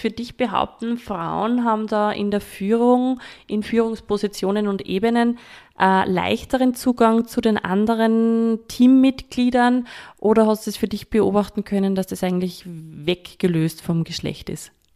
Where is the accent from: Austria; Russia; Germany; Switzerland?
Austria; Upper Austria; ich komme ja aus ähm, einem landwirtschaftgeprägten Umfeld. Ich habe eine Godi, die hat eine Landwirtschaft und äh, war auch in der HBLA Ellenberg, so landwirtschaftliche Schule bei uns in Oberösterreich